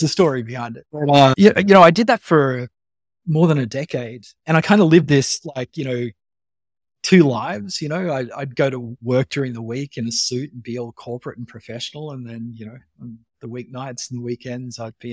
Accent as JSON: {"language": "English", "region": "Western Queensland", "country": "Australia", "tie": "born or raised there", "also_born_or_lived": "Canada", "said": "I went from this tiny little country town in Western Queensland with 3,000 people to this reasonably large city"}